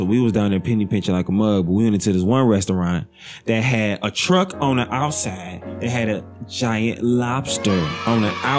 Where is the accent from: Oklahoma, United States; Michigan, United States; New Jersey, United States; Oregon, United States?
Michigan, United States; Detroit; I'm from Detroit